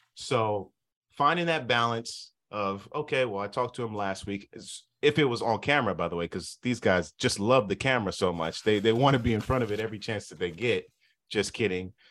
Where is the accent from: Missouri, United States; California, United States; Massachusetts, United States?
California, United States; Southern; moved away; I'm from Southern California